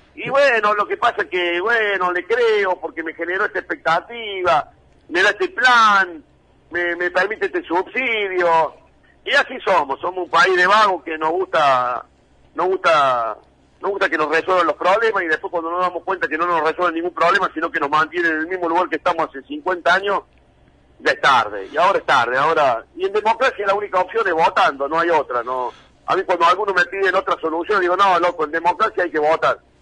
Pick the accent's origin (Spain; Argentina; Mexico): Argentina; somos los argentinos